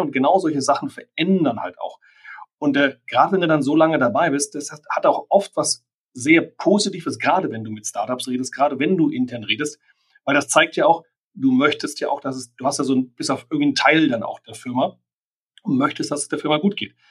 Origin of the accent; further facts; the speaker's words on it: Germany; für uns als Deutsche